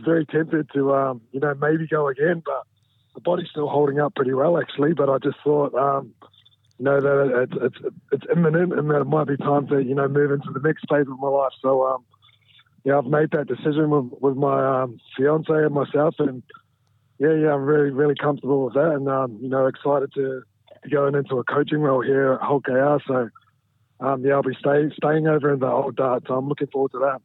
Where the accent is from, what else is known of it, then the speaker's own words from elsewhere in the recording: New Zealand; moved away as an adult; also born or lived in Brisbane, Australia; now in England; I moved back to New Zealand when I was um, about two years old. So you know, I had my childhood in New Zealand, and you know, I do classify myself as a, as a Kiwi.